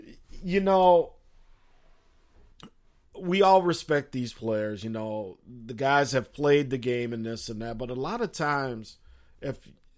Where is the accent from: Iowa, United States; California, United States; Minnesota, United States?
Minnesota, United States; being a Minnesota chum